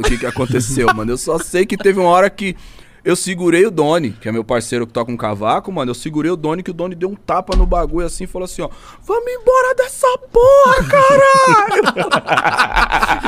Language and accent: Portuguese; Brazil; eu entreguei meu passaporte pra mina, ela olhou, brasileiro